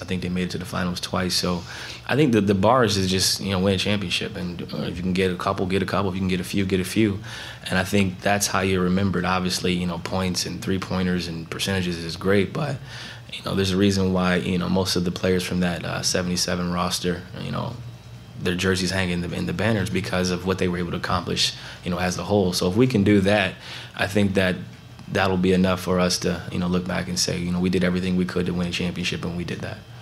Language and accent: English; Canton, Ohio, United States; moved away as an adult; now in Portland, United States; growing up in Canton, Ohio